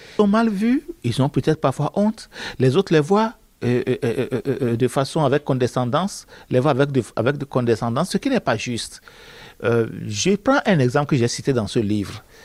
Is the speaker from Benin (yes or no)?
yes; Benin; je viens du Bénin